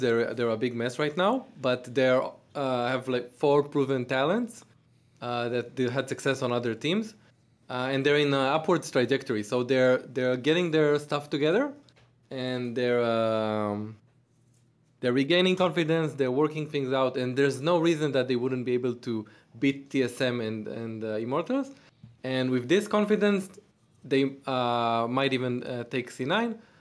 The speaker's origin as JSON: {"language": "English", "town": "Tel Aviv", "region": "Tel Aviv District", "country": "Israel", "said": "I'm from Tel Aviv, Israel"}